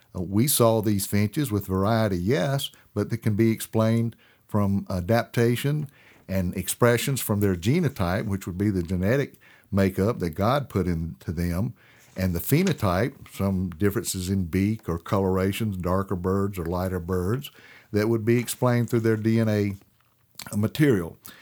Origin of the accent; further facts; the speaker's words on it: Tennessee, United States; the Tennessee mockingbird, my home state